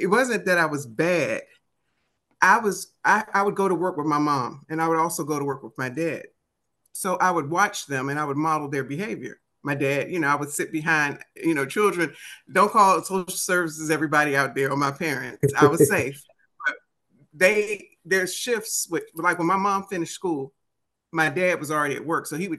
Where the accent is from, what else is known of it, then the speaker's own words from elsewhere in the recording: Washington, District of Columbia, United States; accent: DC; that probably doesn't sound right with my DC accent.